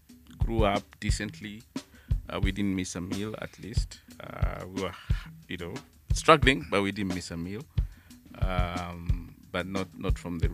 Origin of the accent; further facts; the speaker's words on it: Nairobi, Kenya; also born or lived in Rabai; I was born in Nairobi, but that's where I come from.